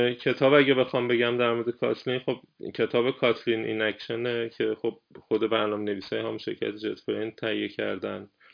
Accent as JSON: {"language": "Persian", "country": "Iran", "moved": "yes", "lives_now": "Germany", "said": "من میگم ایرانی هستم"}